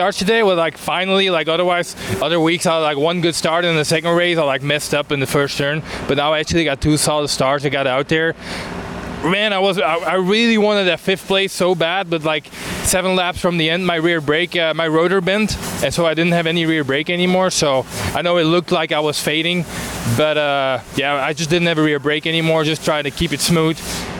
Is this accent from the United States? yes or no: no; Belgium; moved away; I'm actually from Belgium, where, like, I would say the center of motocross in Europe.